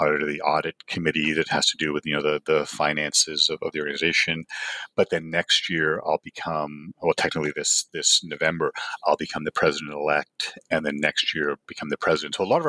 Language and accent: English; Toronto, Ontario, Canada; growing up in Toronto was the Eastern International region.